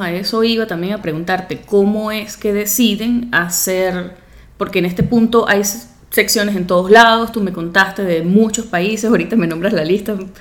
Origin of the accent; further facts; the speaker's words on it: Venezuela; porque somos venezolanos